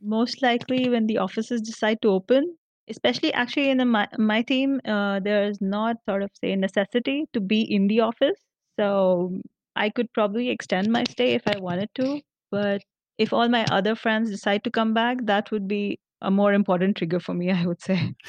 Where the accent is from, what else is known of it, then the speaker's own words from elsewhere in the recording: Nashik, Maharashtra, India; moved away as an adult; also born or lived in Mumbai / Pune; now in Hyderabad, India; in a town, Nasik, my hometown